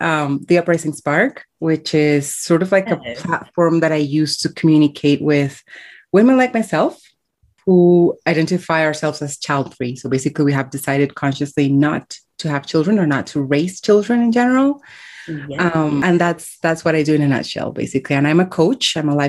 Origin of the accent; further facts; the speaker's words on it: Colombia; born there; I was born in Colombia, and I have called 5 countries home in my 30-something years so far.